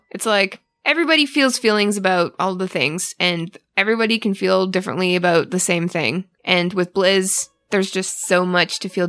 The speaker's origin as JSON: {"language": "English", "country": "Canada", "said": "because I'm Canadian, so I feel like I did a bad thing."}